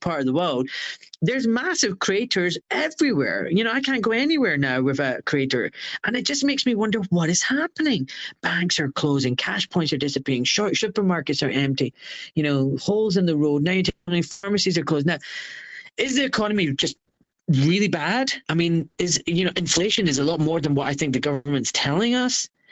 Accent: Glasgow, Scotland, United Kingdom; now in Buckinghamshire, United Kingdom; I was born in Scotland

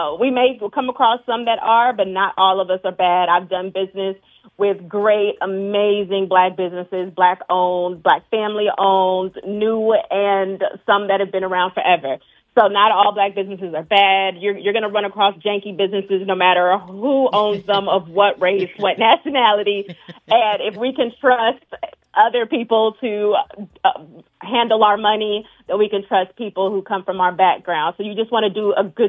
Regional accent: United States; I was born and raised in America

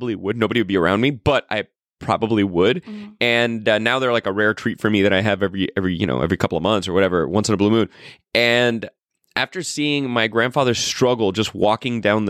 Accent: Florida, United States; now in California, United States; it's my home state

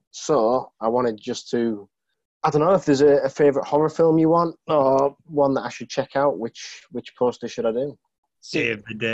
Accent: Massachusetts, United States; accent: Boston; so my Boston accent is basically.

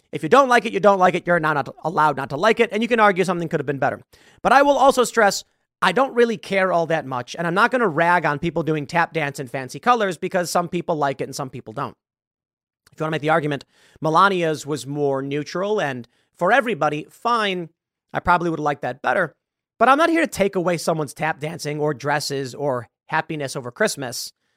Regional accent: Chicago, Illinois, United States; moved away; I am from Chicago

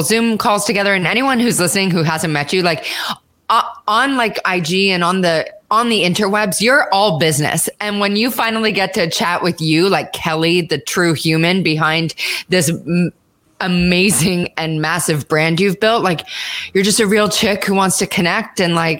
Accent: Canada; moved away; I'm Canadian

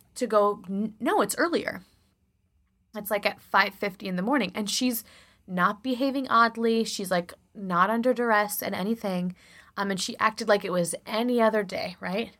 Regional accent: Chicago, Illinois, United States; accent: Chicago; my Chicago accent, the more I drink, the more Chicago comes out

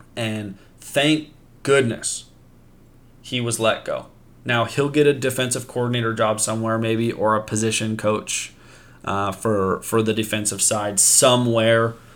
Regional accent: Pacific Northwest, United States; I am from the Pacific Northwest

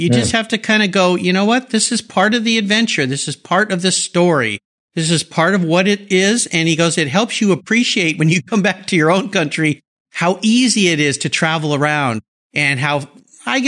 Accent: Southern California, United States; I used to ride skateboards as a kid growing up in Southern California

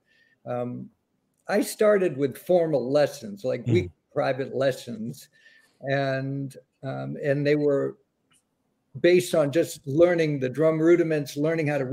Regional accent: Boston, Massachusetts, United States; growing up in the Boston area

